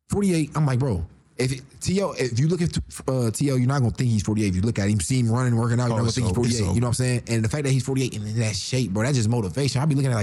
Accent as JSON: {"language": "English", "town": "Columbus", "region": "Ohio", "country": "United States", "also_born_or_lived": "Reynoldsburg, Ohio", "said": "I went to school in Reynoldsburg, but I'm from Columbus, Ohio."}